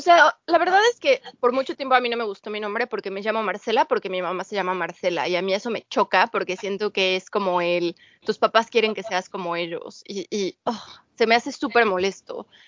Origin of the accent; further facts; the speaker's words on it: Mexico; moved away as an adult; now in United Kingdom; soy mexicana